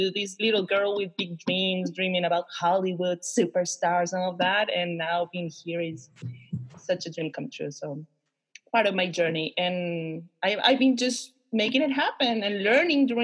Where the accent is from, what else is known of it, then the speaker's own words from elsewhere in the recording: Concepción, Biobío, Chile; I am a Chilean woman, born and raised in Concepcion, in the south of Chile.